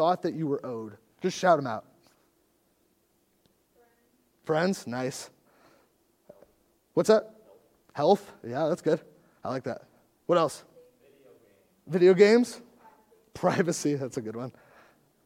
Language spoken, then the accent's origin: English; United States; as American Christians